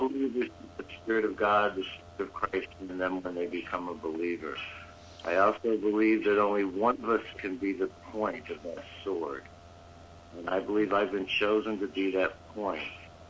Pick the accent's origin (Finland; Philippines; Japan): Japan; Kanazawa, Ishikawa; born there; I was born in Kanazawa, Japan.